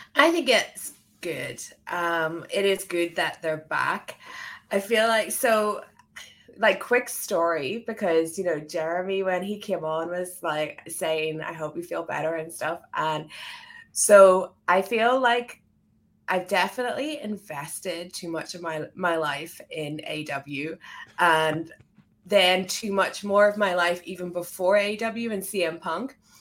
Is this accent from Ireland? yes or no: yes; Ireland; now in United Kingdom; I'm from, I'm from Ireland. I live in the U K